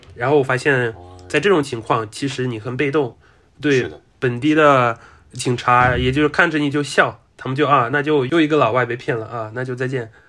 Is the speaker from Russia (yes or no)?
yes; Russia; 我就作为俄罗斯人